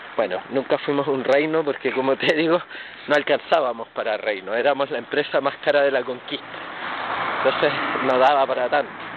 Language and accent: Spanish; Chile; soy chileno, mestizo